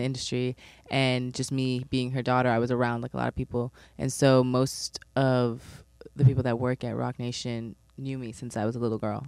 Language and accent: English; New York City, New York, United States; I'm from East Flatbush